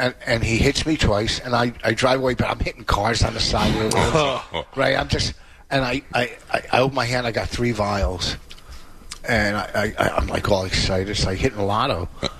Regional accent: Plainfield, New Jersey, United States; now in Hillsborough, United States; I love growing up in my town. Like, I live in Hillsboro, but people go, where are you from? I always go Plainfield.

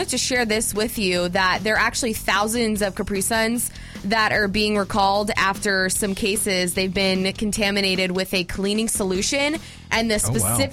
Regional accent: Miami, Florida, United States; now in Atlanta, United States; my hometown in Miami

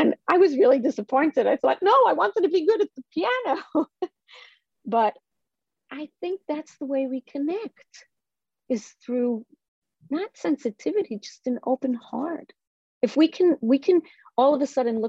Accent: Israel; moved away; I grew up in Israel, and I grew up on a kibbutz.

